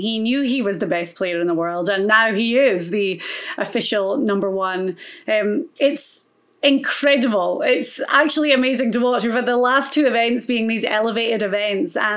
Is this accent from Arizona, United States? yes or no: no; Florida, United States; my home state of Florida